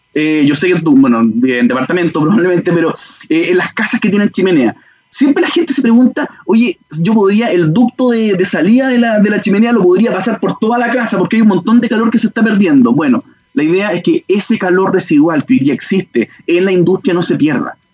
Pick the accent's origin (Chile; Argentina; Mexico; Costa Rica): Chile; como chilenos